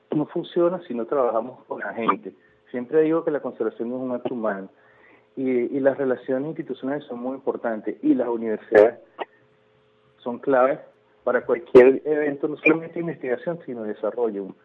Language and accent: Spanish; Venezuela; misión que yo tengo en el resto de mi vida es que todo el venezolano en un momento se identifique como venezolano, se sienta orgulloso